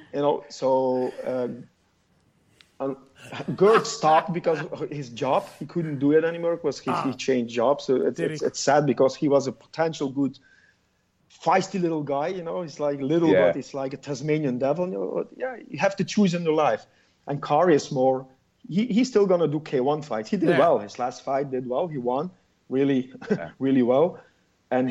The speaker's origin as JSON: {"language": "English", "region": "Flanders", "country": "Belgium", "accent": "Flemish", "first_language": "Dutch (Flemish)", "second_language": "English", "said": "It's Flemish."}